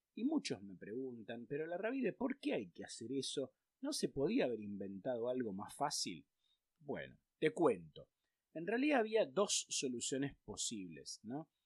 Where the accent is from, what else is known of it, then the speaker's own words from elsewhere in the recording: Argentina; en Argentina siempre tuvimos lamentablemente inflación